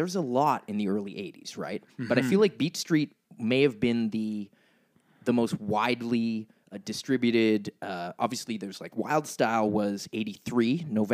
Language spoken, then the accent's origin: English; Nova Scotia, Canada; growing up in Nova Scotia, we used to get like the Bangor channels